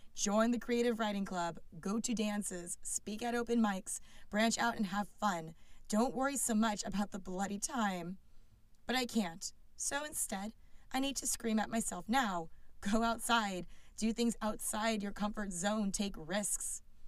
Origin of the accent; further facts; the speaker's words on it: California, United States; as a Californian